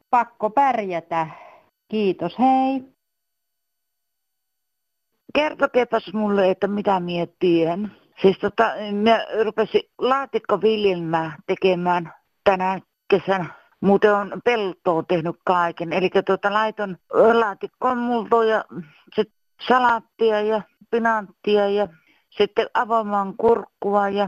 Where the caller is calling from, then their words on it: Loimaa, Southwest Finland, Finland; tälleen olen Loimalta